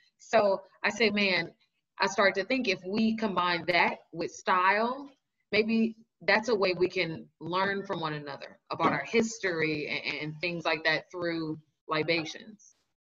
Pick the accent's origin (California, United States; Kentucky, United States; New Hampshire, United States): California, United States; Los Angeles; now in New York, United States; I'm originally from Los Angeles. And I then did the migration to New York. I've always wanted to live in New York.